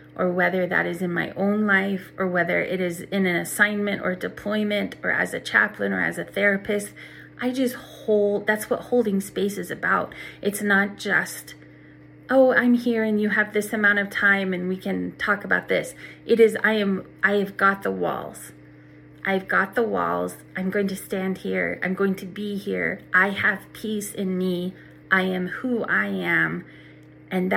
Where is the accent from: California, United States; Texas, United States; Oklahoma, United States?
Oklahoma, United States; I'm from Oklahoma